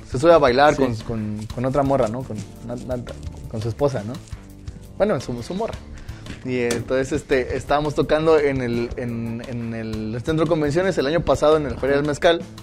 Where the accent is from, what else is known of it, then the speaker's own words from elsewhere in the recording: Oaxaca, Mexico; como, al menos como oaxaqueño